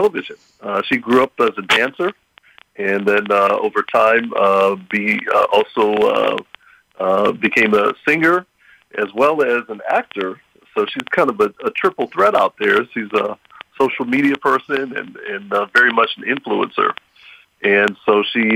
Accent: Pittsburgh, Pennsylvania, United States; I grew up here in Pittsburgh, Pennsylvania. So Pittsburgh is home for me.

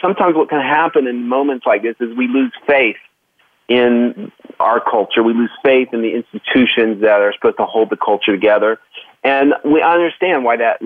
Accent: Oklahoma, United States; I grew up in Oklahoma

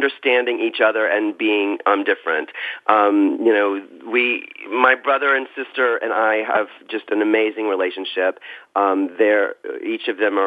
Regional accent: South Carolina, United States; moved away; growing up in South Carolina

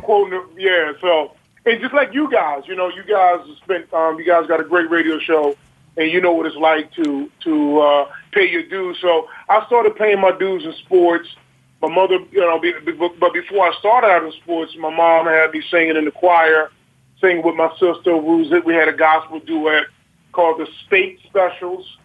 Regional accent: Baltimore, Maryland, United States; growing up in Baltimore City

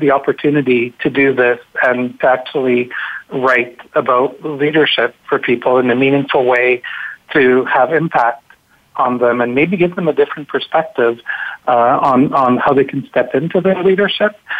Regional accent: Montreal, Quebec, Canada; I'm from Montreal

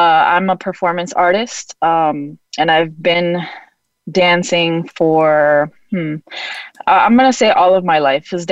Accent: New York, United States; also born or lived in Florida / Honduras; now in Chicago, United States; I'm a transplant. I'm originally from New York.

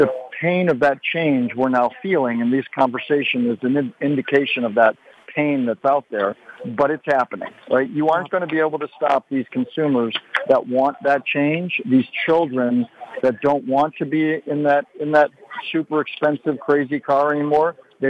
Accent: Detroit, Michigan, United States; Growing up in Detroit, I grew up tinkering with cars and other things.

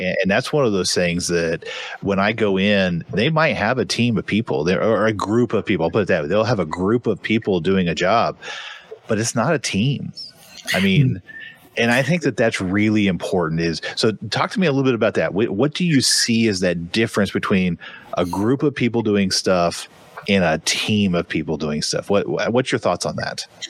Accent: Tulsa, Oklahoma, United States; I am from Tulsa, Oklahoma

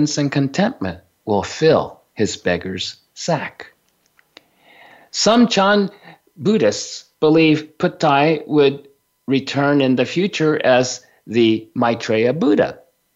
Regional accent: Japan; growing up in Japan

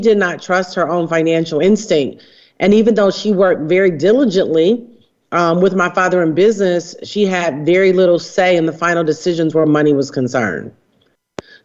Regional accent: Detroit, Michigan, United States; I grew up in Detroit, Michigan

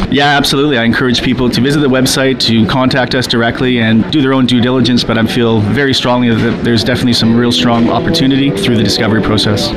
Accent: Canada; for being Canadian

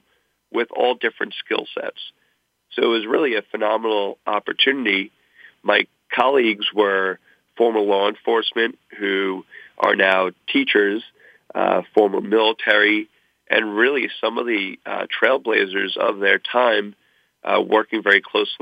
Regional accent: Long Island, New York, United States; moved away as an adult; also born or lived in New Haven / California / West Virginia; my school was not too far away from where I grew up on Long Island.

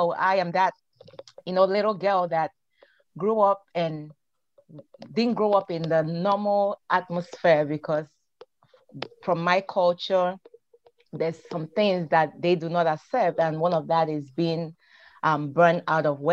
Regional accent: Nigeria; moved away; I am originally from Nigeria, West Africa

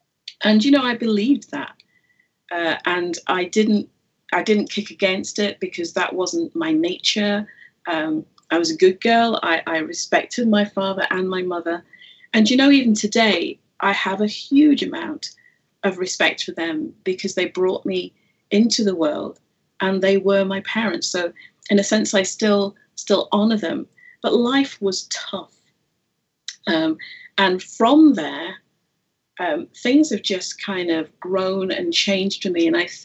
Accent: Jamaica; born there; I am Jamaican by birth, as were my parents.

